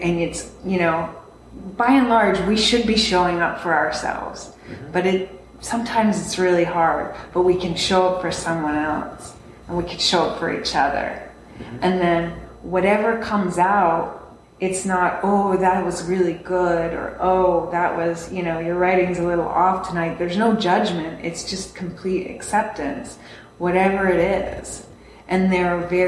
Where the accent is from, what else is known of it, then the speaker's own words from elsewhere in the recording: Austin, Texas, United States; I'm from Austin.